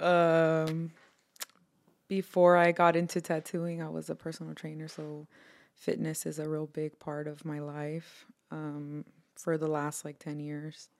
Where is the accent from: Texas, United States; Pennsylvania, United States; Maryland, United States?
Texas, United States; Houston; also born or lived in Harlingen, Texas; I was born and raised in Houston, Texas. Um, part of my life, I also lived in the valley, um, around Harlingen, Texas.